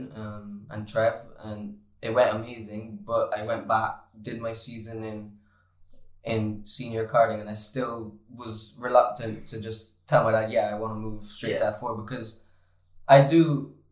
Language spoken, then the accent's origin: English; Barbados; moved away; I come from Barbados where we're all nice to each other and everyone's like a family in Barbados